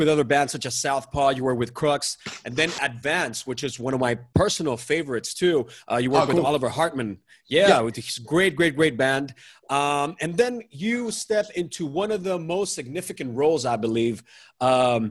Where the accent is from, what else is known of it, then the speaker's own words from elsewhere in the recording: Mexico; moved away; I'm originally from Mexico